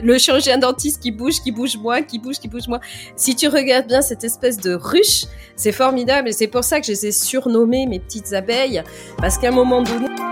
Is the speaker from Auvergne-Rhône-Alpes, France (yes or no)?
yes; Lyon suburbs, Auvergne-Rhône-Alpes, France; now in Bordeaux, France; je suis née euh, du côté de la région de Trois-Gros et Paul Bocuse, dans la banlieue lyonnaise